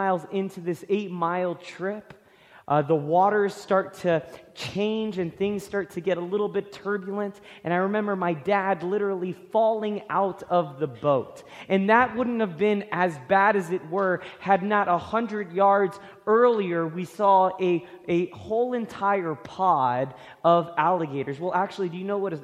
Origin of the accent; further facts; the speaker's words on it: Florida, United States; I grew up in Florida